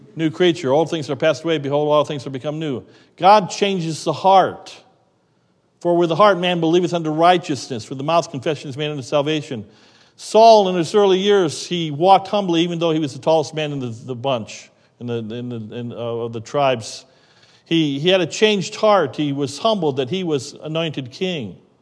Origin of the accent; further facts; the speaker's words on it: United States; we grew up in America